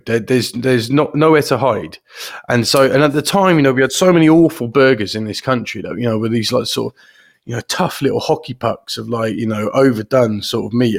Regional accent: Hereford, West Midlands, United Kingdom; we're from Hereford, which is like the home of sort of Herefordshire beef

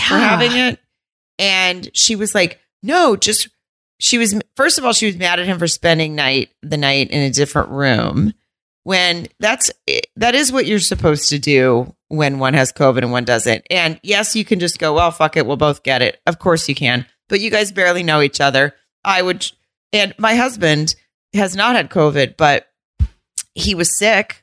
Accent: the South, United States; accent: southern; that's just how I would talk if I was upset because I am from the South.

